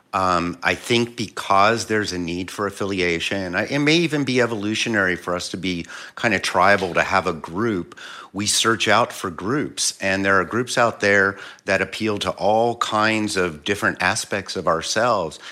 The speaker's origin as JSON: {"language": "English", "town": "Philadelphia", "region": "Pennsylvania", "country": "United States", "moved": "yes", "said": "I'm originally from Philly"}